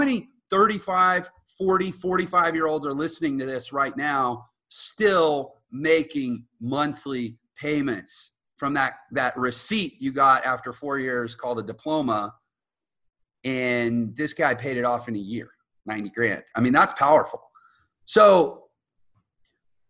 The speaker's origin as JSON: {"language": "English", "region": "Texas", "country": "United States", "moved": "yes", "lives_now": "Utah, United States", "said": "I'm from Texas and I live in Utah."}